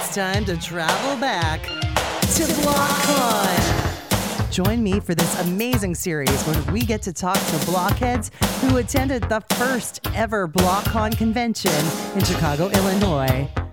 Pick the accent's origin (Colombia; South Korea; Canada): Canada; we're both Canadian.